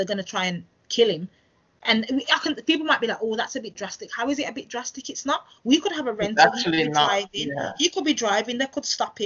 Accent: United Kingdom; a British born person

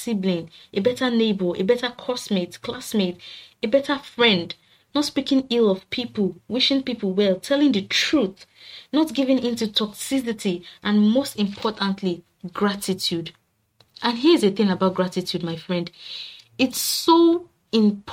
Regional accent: Nigeria; being a Nigerian, living in Nigeria

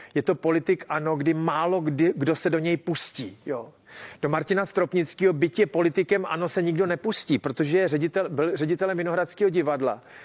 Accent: Czechia

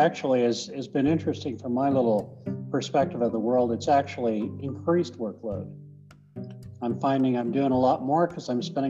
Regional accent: Colorado, United States; I'm originally from Colorado, grew up on a farm.

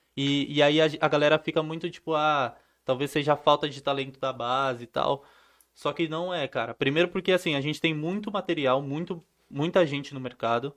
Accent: Santo André, São Paulo, Brazil; Santo André, que é de onde eu sou

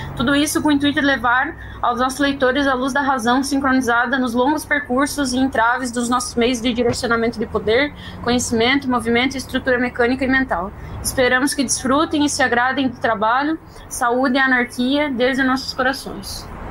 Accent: Santa Catarina, Brazil; sou de Santa Catarina

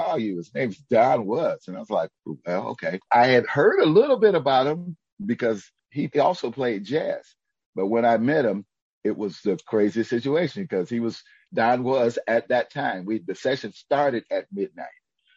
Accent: Detroit, Michigan, United States; growing up in Detroit

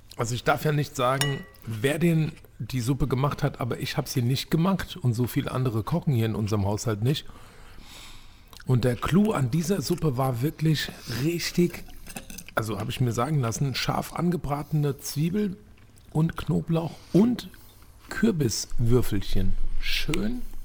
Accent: Turkey; Ich bin selber Türke.

